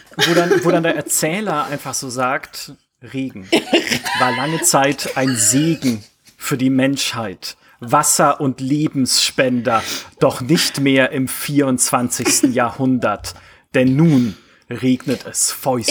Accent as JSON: {"language": "German", "country": "Germany", "tie": "born or raised there", "said": "ich bin ja auch an, in der Nähe der französischen Grenze aufgewachsen"}